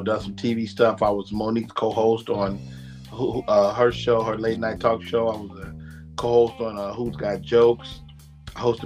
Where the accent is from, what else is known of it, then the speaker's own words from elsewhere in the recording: Chicago, Illinois, United States; moved away as an adult; now in Atlanta, United States; I'm from Chicago